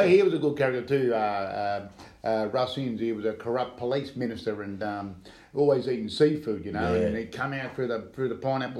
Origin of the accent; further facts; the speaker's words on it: Melbourne, Victoria, Australia; Back in the 80s when they named a street after Moody Ponds. Yeah. So I grew up in Moody Ponds.